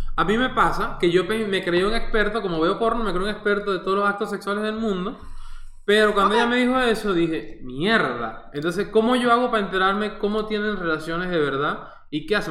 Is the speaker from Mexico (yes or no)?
no; Venezuela; Soy venezolano 100%.